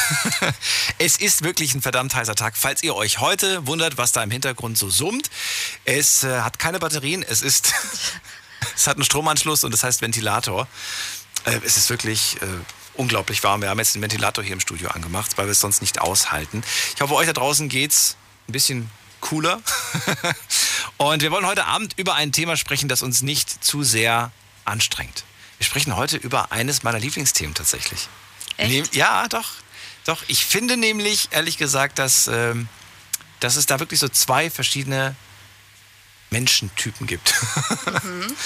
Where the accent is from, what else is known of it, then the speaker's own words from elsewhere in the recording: Frankfurt, Hesse, Germany; ich bin ja in der Stadt groß geworden, in Frankfurt